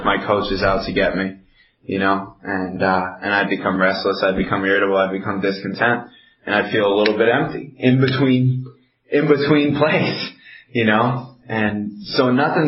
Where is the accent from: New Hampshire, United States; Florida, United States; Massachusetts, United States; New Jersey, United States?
Massachusetts, United States; Amherst; also born or lived in Belchertown, Massachusetts; I grew up in Amherst, Mass. That's where I'm from. Well, I'm from Belchertown. It's right next to Amherst